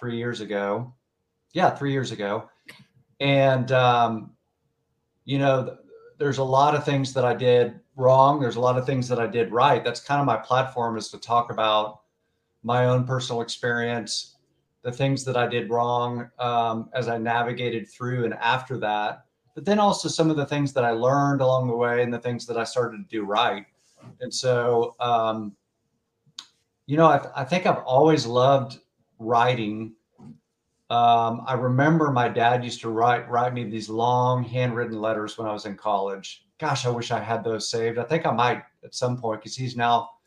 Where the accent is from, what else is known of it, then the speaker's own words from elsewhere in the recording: Tulsa, Oklahoma, United States; born and raised in Tulsa, Oklahoma